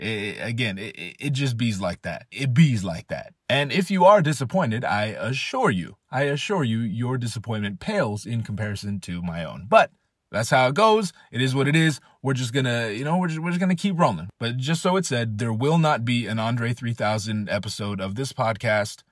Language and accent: English; California, United States; I'm from California. We don't know shit about harsh winters.